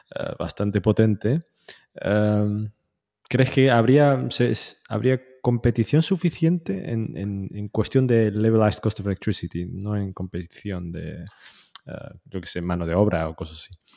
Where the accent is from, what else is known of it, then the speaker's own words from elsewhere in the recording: Tetouan, Tanger-Tetouan-Al Hoceima, Morocco; un hombre de no, norte de Marruecos